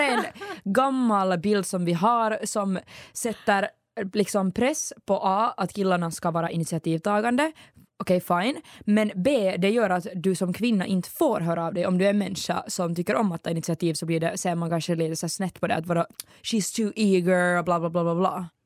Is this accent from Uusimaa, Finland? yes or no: yes; Ekenäs, Uusimaa, Finland; Hon är faktiskt från min hemstad